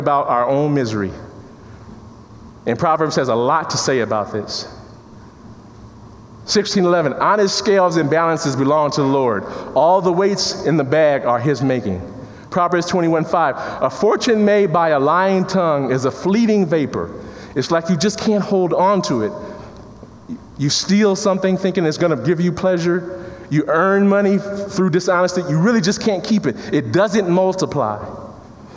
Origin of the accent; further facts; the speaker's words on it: Chicago, Illinois, United States; I come from Chicago in the inner city